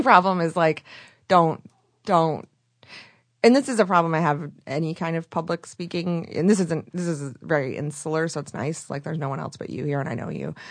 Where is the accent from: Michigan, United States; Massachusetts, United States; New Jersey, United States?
Michigan, United States; moved away as an adult; also born or lived in Chicago; now in Los Angeles, United States; I'm from Michigan